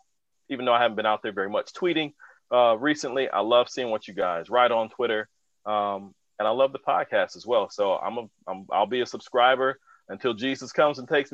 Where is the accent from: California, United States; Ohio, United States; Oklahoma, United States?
Ohio, United States; Akron; now in Columbus, United States; I grew up in Akron, Ohio. Shout out to the 330. Always, every day, loving my hometown. I live in Columbus now.